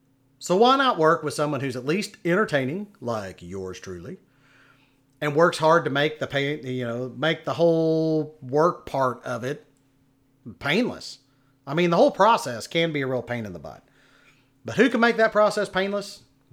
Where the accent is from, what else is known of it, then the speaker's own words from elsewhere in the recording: Oklahoma City, Oklahoma, United States; born there; now in Texas, United States; I've lived here most of my life. But, yeah, I was born in Oklahoma City.